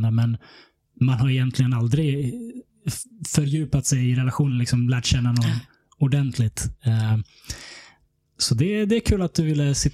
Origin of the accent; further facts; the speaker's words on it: Stockholm, Stockholm County, Sweden; Jag är född och uppvuxen här i Stockholm, i Hässelbystrand.